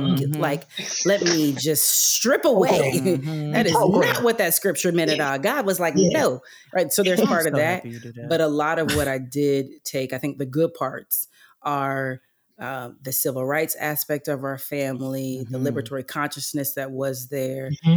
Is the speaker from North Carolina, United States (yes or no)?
yes; North Carolina, United States; also born or lived in Texas; Then we moved because he was taking a leap and my mom was taking a leap. And we moved to North Carolina